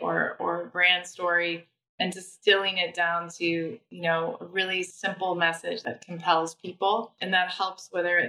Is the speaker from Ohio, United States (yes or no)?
no; Nebraska, United States; moved away; also born or lived in London; I'm from Nebraska. I'm from the Midwest.